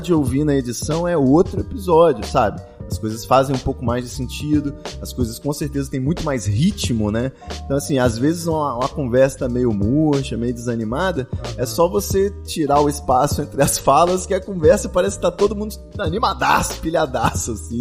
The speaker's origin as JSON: {"language": "Portuguese", "region": "Espírito Santo", "country": "Brazil", "also_born_or_lived": "São Paulo", "moved": "yes", "said": "saí do Espírito Santo, fui para São Paulo"}